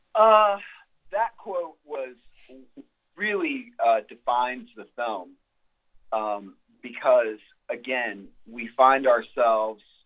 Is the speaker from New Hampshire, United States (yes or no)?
no; Texas, United States; my home state of Texas